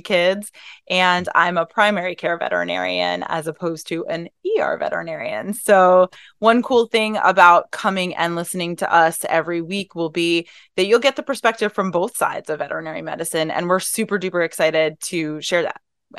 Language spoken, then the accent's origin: English; New York, United States; I'm originally from New York, and veterinary medicine was actually my second career